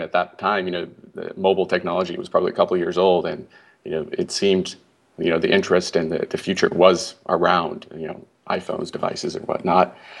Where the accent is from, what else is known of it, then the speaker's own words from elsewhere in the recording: Canada; moved away as an adult; I'm from Canada and I grew up there